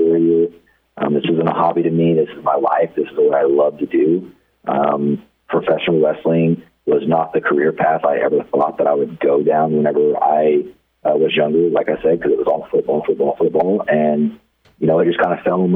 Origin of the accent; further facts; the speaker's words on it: Amarillo, Texas, United States; moved away; also born or lived in Oklahoma / Dumas, Texas; I was born and raised in Amarillo, Texas, on the outskirts.